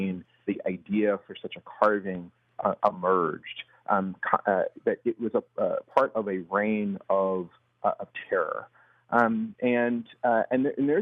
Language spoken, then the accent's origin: English; Athens, Georgia, United States; I'm from Athens